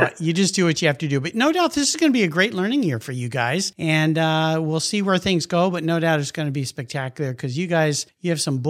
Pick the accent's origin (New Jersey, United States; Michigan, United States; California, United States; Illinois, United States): California, United States; San Diego; I grew up in La Jolla, wonderful place to get to grow up.